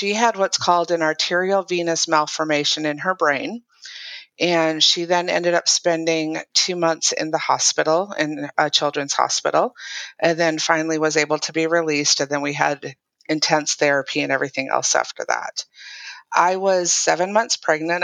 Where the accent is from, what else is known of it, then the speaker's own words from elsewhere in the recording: Minnesota, United States; moved away as an adult; also born or lived in England / Utah; I'm originally from Minnesota.